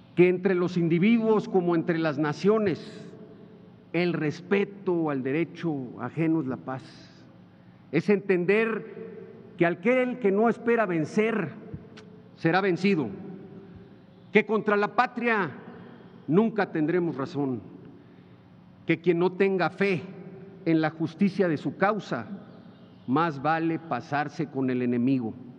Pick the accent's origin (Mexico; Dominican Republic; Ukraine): Mexico; todas las mexicanas y todos los mexicanos somos hijos de Juárez